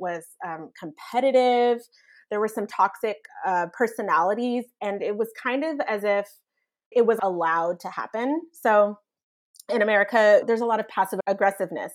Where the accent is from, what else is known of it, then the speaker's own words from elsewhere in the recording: Evansville, Indiana, United States; moved away as an adult; also born or lived in San Francisco / Florence, Italy; now in Strasbourg, France; I'm from Evansville, Indiana, and I moved abroad at age, oh goodness, twenty-three. I grew up in southern Indiana